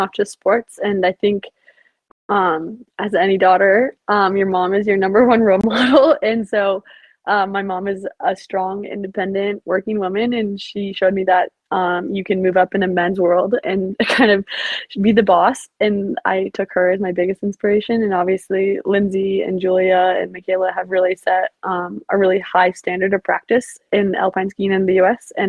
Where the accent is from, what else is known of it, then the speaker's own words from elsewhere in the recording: Minnesota, United States; I'm Minnesotan. That's what we do learn how to talk fast when we're young